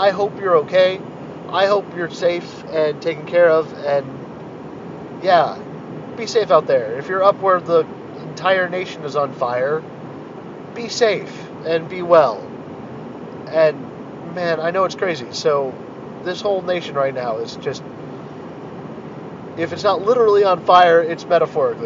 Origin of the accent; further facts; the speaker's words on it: United States; I'm a white cis hetero American dude